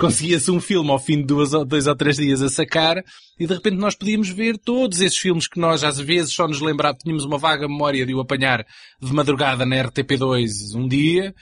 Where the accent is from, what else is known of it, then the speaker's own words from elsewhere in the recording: Anadia, Aveiro District, Portugal; Anadia, que é de onde eu sou, que isto é no distrito de Aveiro, agora é cidade, na altura era uma pequena vila, já tinha um cineteatro